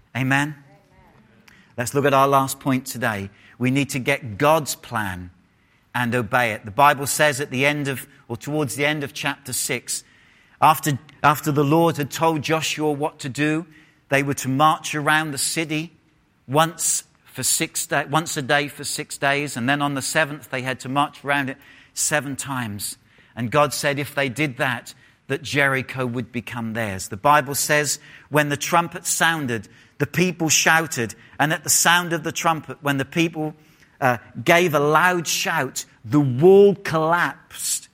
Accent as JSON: {"language": "English", "region": "England", "country": "United Kingdom", "moved": "yes", "said": "if I was in England, I would have said full stop."}